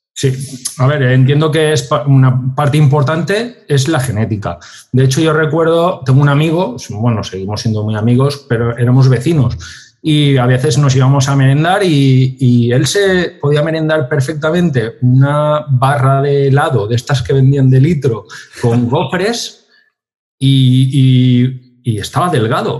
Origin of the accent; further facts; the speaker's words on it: Valencia, Valencian Community, Spain; somos de Valencia